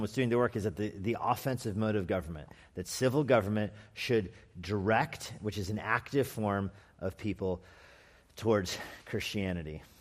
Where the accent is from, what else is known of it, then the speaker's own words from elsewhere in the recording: Albuquerque, New Mexico, United States; moved away; also born or lived in California; I'm from Albuquerque, New Mexico